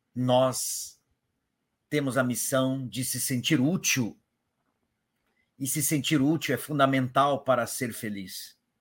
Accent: Paraná, Brazil; Eu sou do Paraná

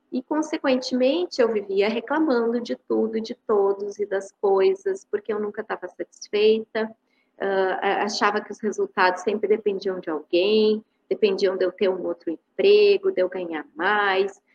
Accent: Porto Alegre, Rio Grande do Sul, Brazil; Eu sou de Porto Alegre, né, Rio Grande do Sul

